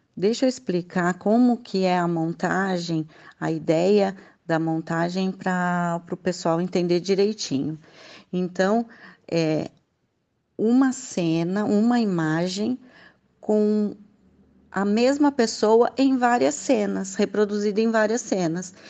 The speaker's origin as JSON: {"language": "Portuguese", "town": "Mogi das Cruzes", "region": "São Paulo", "country": "Brazil", "said": "sou de Mogi das Cruzes, São Paulo"}